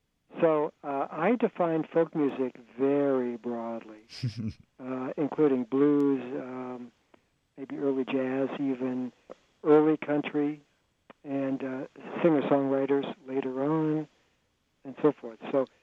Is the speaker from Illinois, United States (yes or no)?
no; Los Angeles, California, United States; I was growing up in Los Angeles in the 1950s